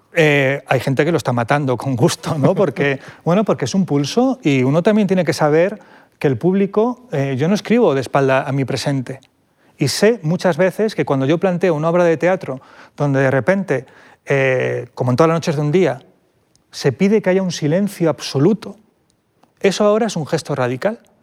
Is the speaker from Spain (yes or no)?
yes; Vilches, Andalusia, Spain; a un pueblo minero de Jaén, a mi pueblo, Vilches.